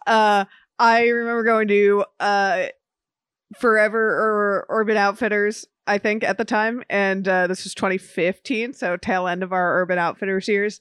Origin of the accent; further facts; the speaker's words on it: Miami, Florida, United States; growing up in Miami